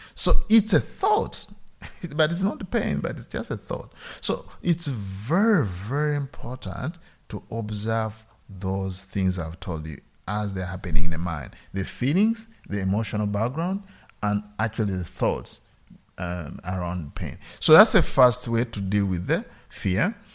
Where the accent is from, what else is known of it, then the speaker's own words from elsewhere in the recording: Uganda; moved away; I grew up in Uganda